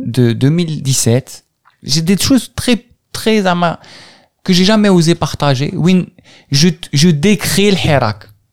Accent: Algeria; moved away as an adult; now in France; je suis parti, j'ai quitté l'Algérie

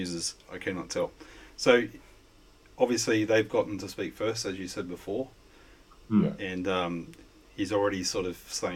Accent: Australia; I don't have any accent at all, being an Australian

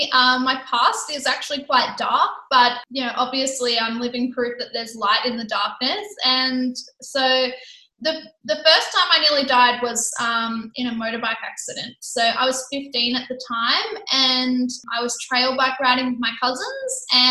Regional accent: Sydney, New South Wales, Australia; now in Gold Coast, Australia; I come from Sydney.

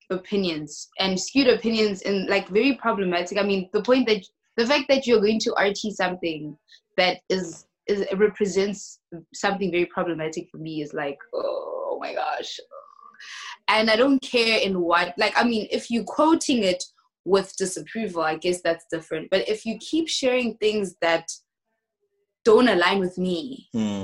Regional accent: South Africa; moved away as an adult; now in South Korea

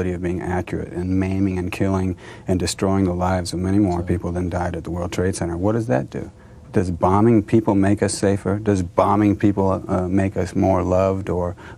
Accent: United States; I'm an American

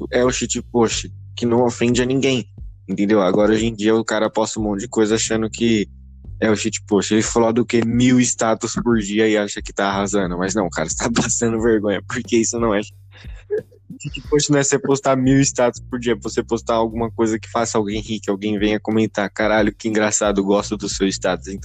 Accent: São Paulo, Brazil; Sim, eu sou paulista

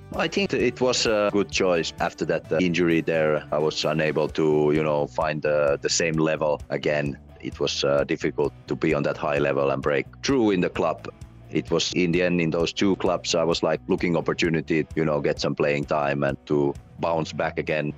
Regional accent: Vantaa, Uusimaa, Finland; moved away as an adult; also born or lived in Netherlands / Slovenia; I played hockey, also organized hockey up here in my hometown

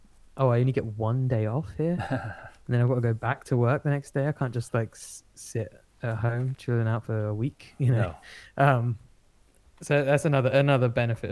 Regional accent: Essex, East of England, United Kingdom; accent: Essex; my own Essex accent

